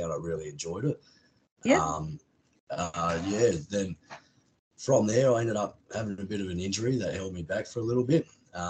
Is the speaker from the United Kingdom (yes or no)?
no; Bruce Rock, Western Australia, Australia; also born or lived in Geraldton; we're from Bruce Rock. Grew up here most of my life.